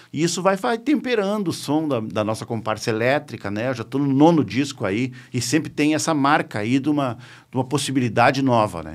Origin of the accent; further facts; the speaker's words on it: Uruguaiana, Rio Grande do Sul, Brazil; moved away as an adult; also born or lived in Santa Maria; now in Porto Alegre, Brazil; Eu, como nasci em Uruguaiana, ali em 1971